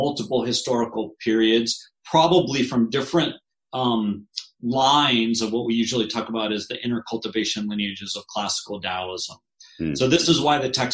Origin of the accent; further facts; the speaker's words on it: Detroit, Michigan, United States; I was born in Detroit, Michigan